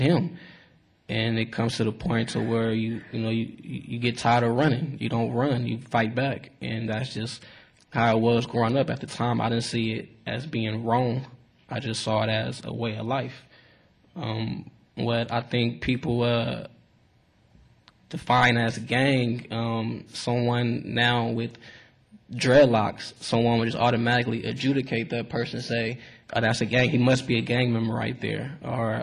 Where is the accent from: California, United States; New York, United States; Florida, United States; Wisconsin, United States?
California, United States; Richmond; I grew up in the city of Richmond, right across the Bay Bridge